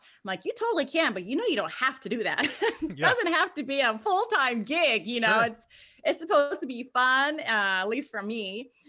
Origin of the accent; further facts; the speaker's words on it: California, United States; moved away as an adult; now in Memphis, United States; So right now I live in Memphis, but I grew up in Southern California. I lived in Inland Empire, Orange County for like my whole life, and until I was 30.